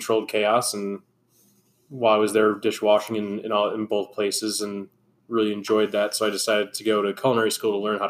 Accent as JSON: {"language": "English", "town": "Hamburg", "region": "New York", "country": "United States", "tie": "born or raised there", "also_born_or_lived": "Gulf Coast of Texas", "said": "born and raised in Hamburg, New York."}